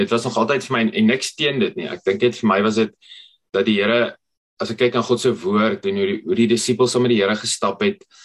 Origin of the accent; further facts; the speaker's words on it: Potchefstroom, North West, South Africa; ek kom van Potchefstroom af. My storie het begin daar in Potchefstroom.